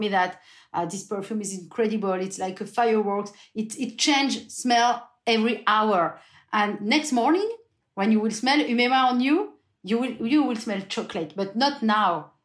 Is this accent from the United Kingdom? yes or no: no; France; English is a second language; also born or lived in Burgundy; we're coming from the French countryside, Hugo and I, not the same part, but we are people from the countryside